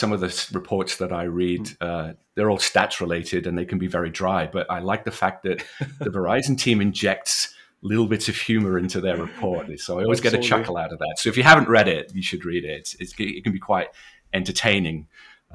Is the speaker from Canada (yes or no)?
no; Wales, United Kingdom; You can tell from the accent, I'm from the UK, born and bred in Wales, educated there.